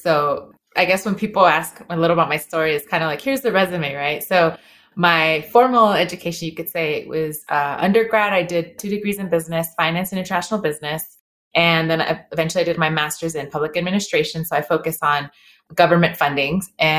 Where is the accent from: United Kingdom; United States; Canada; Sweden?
United States; Inglewood, California; And we grew up in Inglewood, California.